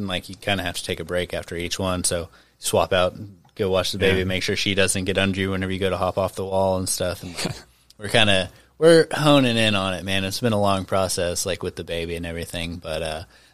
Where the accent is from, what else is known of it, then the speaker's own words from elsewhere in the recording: Mena, Arkansas, United States; moved away; I grew up in Mena, which is right at the base of the, what am I trying to say, the Ouachita Mountains